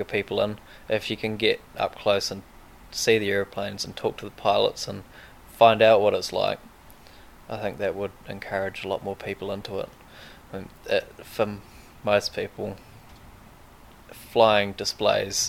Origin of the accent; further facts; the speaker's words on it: Wairarapa, Wellington, New Zealand; growing up around Wings Over Wairarapa